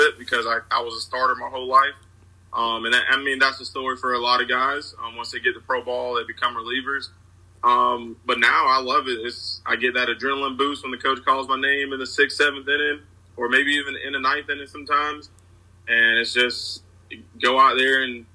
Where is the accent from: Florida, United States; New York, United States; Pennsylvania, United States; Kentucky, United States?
Florida, United States; I'm from Florida